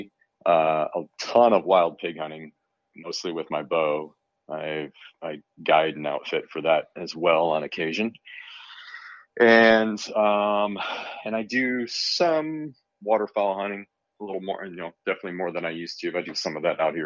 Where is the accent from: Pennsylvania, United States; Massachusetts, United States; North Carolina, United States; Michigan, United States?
Michigan, United States; now in San Francisco Bay Area, United States; I grew up in Michigan hunting deer and small game only